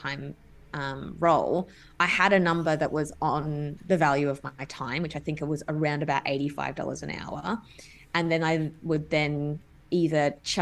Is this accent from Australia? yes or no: yes; Adelaide, South Australia, Australia; moved away as an adult; also born or lived in Melbourne; so I'm originally from Adelaide. And when I moved to Melbourne